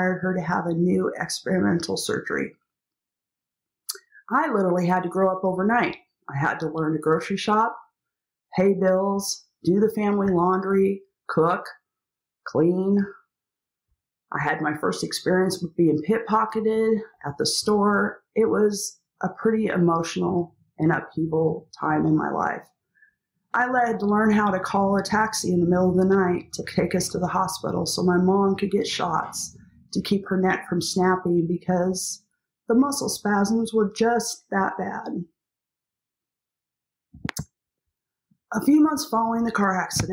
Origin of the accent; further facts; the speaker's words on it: Eastern Washington, United States; Growing up in Eastern Washington in the midst of many grape vineyards